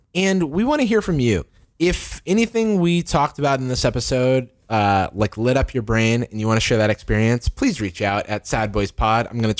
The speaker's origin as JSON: {"language": "English", "town": "San Francisco", "region": "California", "country": "United States", "said": "I'm from San Francisco."}